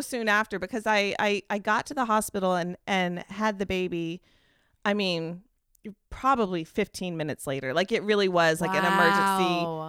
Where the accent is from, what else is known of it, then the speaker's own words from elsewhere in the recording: United States; which I wasn't comfortable with because I'm American.